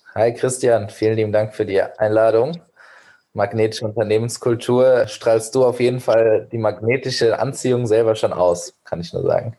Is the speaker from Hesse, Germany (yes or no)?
yes; Giessen, Hesse, Germany; first language Persian and German; also born or lived in Medellín, Colombia / Beijing, China; meine Muttersprache Persisch-Deutsch, weil meine Heimatstadt Gießen auch eine Erstaufnahmestelle für Geflüchtete hatte und hat